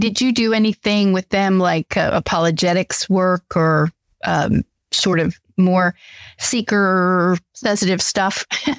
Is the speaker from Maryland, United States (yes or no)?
yes; Maryland, United States; I grew up in Maryland